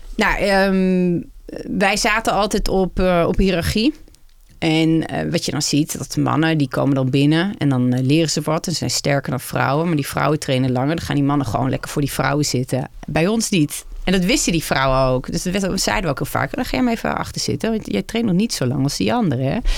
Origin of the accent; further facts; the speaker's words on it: Netherlands; als vrouw en als Nederlander